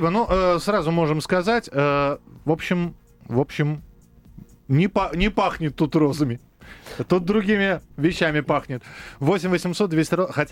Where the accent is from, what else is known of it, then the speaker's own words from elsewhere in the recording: Moscow, Russia; Вот я коренной москвич, у меня 4 поколения людей, которые из э, Смоленской губернии приехали сюда.